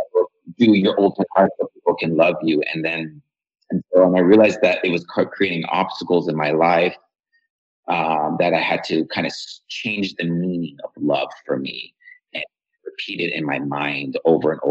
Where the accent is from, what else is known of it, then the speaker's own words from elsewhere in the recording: Iran; moved away; I'm from Iran